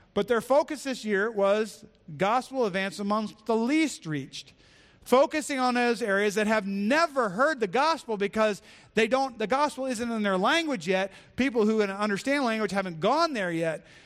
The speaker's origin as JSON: {"language": "English", "country": "United States", "said": "as an American"}